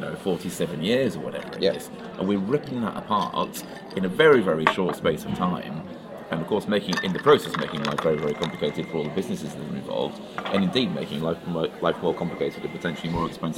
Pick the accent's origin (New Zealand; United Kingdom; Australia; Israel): United Kingdom; England; speaking as an Englishman